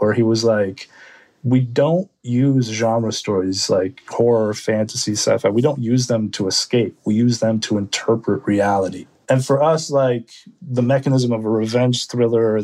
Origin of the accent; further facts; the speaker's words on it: United States; I'm Korean American